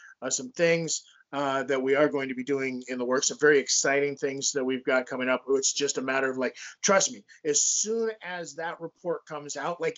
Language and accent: English; Las Vegas, Nevada, United States; growing up in Las Vegas